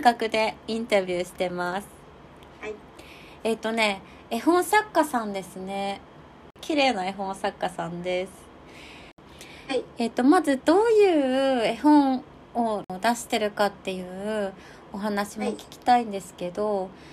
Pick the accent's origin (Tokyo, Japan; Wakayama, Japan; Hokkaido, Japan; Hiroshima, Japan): Hokkaido, Japan; Nemuro; 私根室っていうとこの出身なんだけど